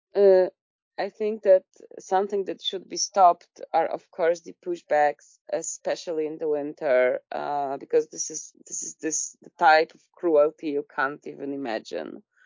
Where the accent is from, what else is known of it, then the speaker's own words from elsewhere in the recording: Poland; I'm from Poland